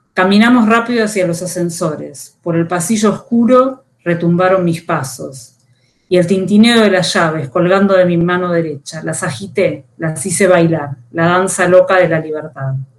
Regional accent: Buenos Aires, Argentina; Nací en Buenos Aires, vivo en esta ciudad

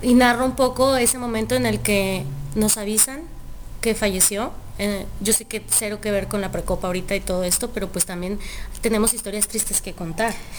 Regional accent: Chihuahua, Mexico; now in Guadalajara, Mexico; yo soy de Chihuahua.

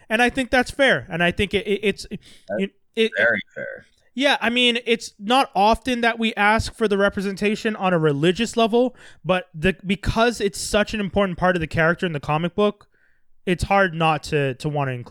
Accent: India; I don't identify. I'm Indian.

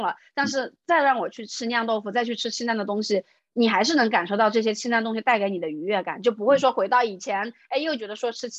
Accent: Hubei, China; moved away as an adult; also born or lived in Singapore; 我从小出生在湖北嘛，然后大学也在湖北读的

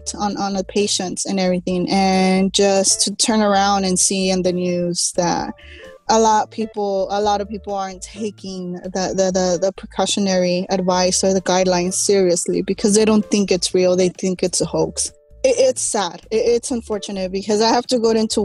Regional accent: Los Angeles, California, United States; A Chicana, born and raised again in East

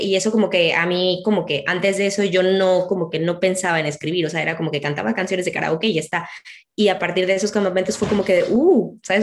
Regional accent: Mexico; now in Spain; a nosotros en México nos suena chistoso

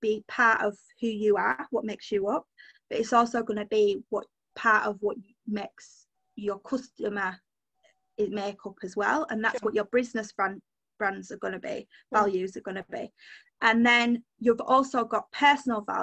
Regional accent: Yorkshire and the Humber, United Kingdom; I'm a Yorkshire girl through and through

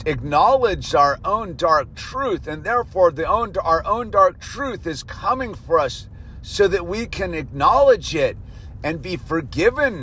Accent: United States; I am an American

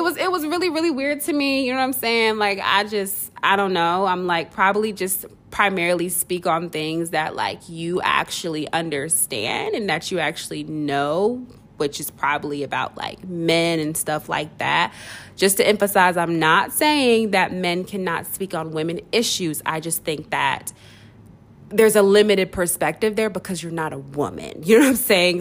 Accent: Nigeria; me being Nigerian

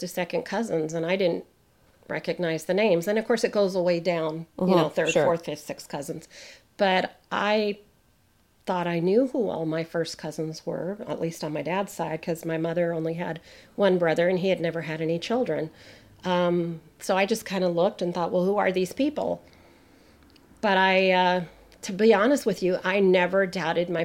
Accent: United States; We're Canadian, and I'm a first generation American

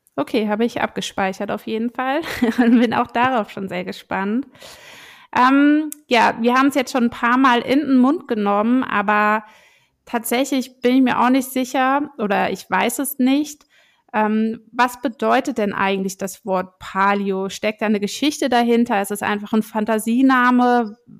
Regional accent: Rheinhessen, Rhineland-Palatinate, Germany; Ich bin selbst in Rheinhessen groß geworden

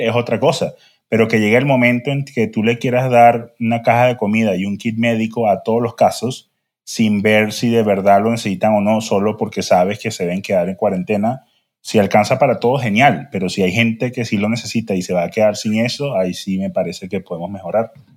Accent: Venezuela; como buen venezolano

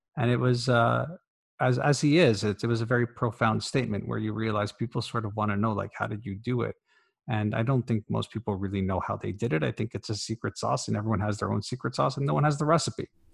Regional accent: Canada; as a Canadian

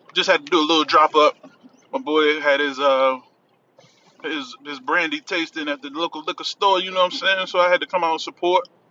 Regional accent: Washington, District of Columbia, United States; accent: DC; my DC accent

